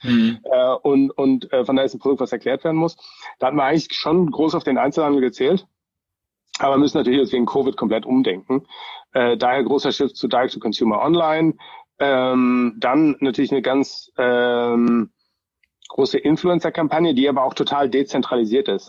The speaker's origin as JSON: {"language": "German", "country": "Germany", "tie": "born or raised there", "moved": "yes", "lives_now": "Bay Area, United States", "said": "ich bin ja schon auch so ein bisschen als Deutscher groß geworden"}